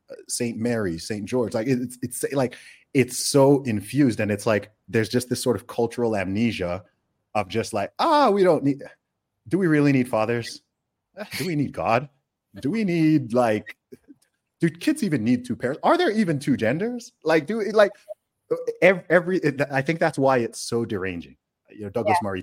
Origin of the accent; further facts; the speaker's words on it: Saudi Arabia; also born or lived in United Kingdom; Um, I was born in the UK, so I'm British. I grew up in Saudi Arabia